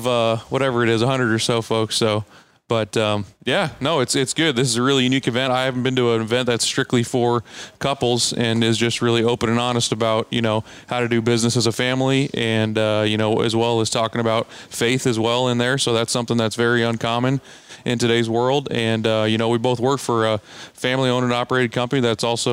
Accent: California, United States; now in Pella, United States; I'm from California

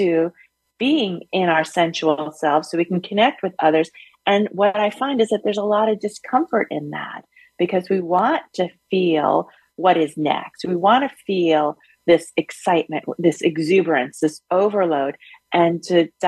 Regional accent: New York City, New York, United States; moved away as an adult; also born or lived in Yellow Springs, Ohio; I grew up in Brooklyn

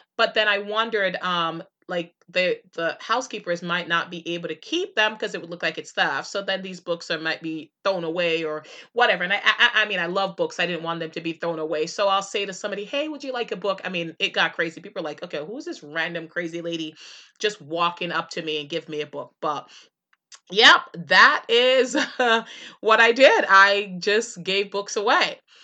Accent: Jamaica; moved away; as a kid growing up in Jamaica

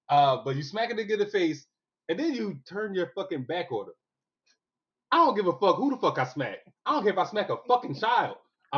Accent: Brooklyn, New York, United States; he forgot I was from Brooklyn.

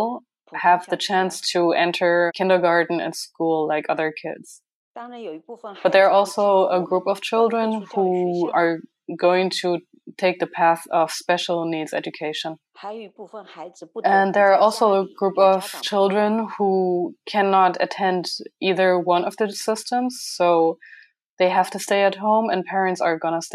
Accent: Nanchang, Jiangxi, China; I am from China, the province is Jiangxi province, and it's Nanchang.

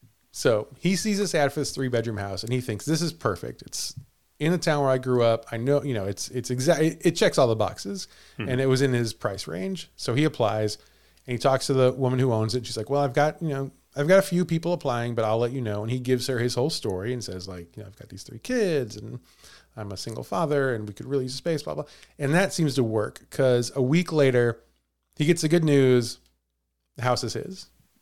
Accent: Villa Ridge, Missouri, United States; moved away; I grew up in Villa Ridge, Missouri, which is, you could call it one town over, although Villa Ridge is unincorporated, technically speaking.

